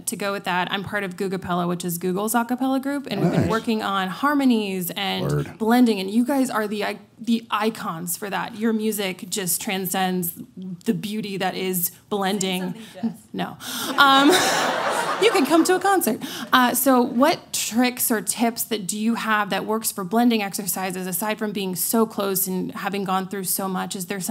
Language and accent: English; San Jose, California, United States; I was born here in San Jose, so local.